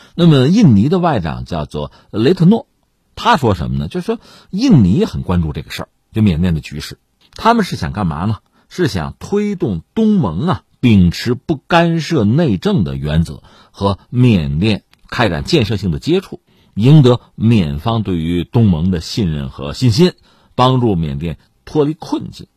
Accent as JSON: {"language": "Chinese", "country": "China", "said": "我们中国人"}